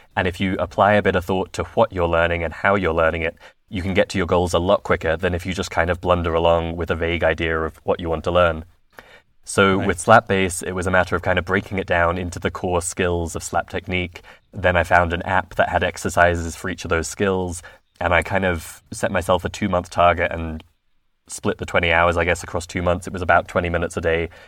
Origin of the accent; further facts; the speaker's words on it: London, United Kingdom; I'm originally from London